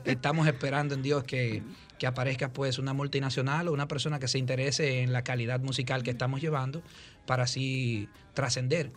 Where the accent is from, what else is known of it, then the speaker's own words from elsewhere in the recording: Dominican Republic; somos como dominicanos